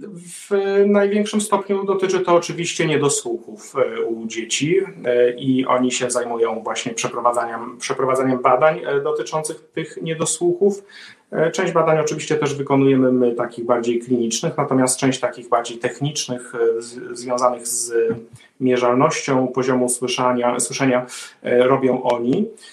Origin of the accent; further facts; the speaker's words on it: Warsaw, Masovian Voivodeship, Poland; moved away as an adult; now in Sweden; jestem warszawiakiem z urodzenia